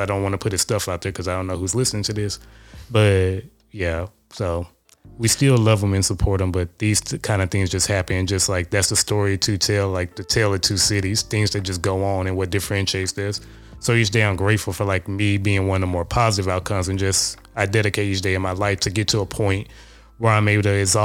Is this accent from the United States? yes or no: yes; Shreveport, Louisiana, United States; moved away; from good old-fashioned Shreveport, Louisiana